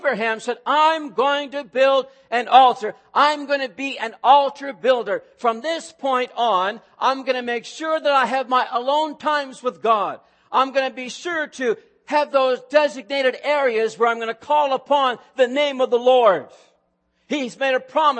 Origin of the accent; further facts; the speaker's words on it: Truro, Nova Scotia, Canada; moved away; I grew up in a Pentecostal movement. In fact, the name over the church doors on Walker Street in Truro, Nova Scotia was Calvary Pentecostal Church.